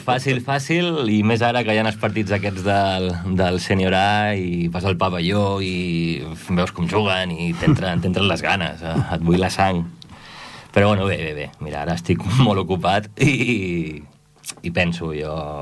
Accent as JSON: {"language": "Catalan", "town": "Ripollet", "region": "Catalonia", "country": "Spain", "said": "estic molt orgullós de formar part de la història del club, del meu poble"}